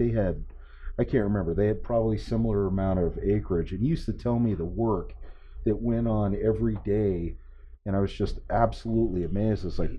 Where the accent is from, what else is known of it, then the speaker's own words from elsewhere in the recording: Nebraska, United States; born there; I was born in Nebraska and so there's nothing but farm country out there.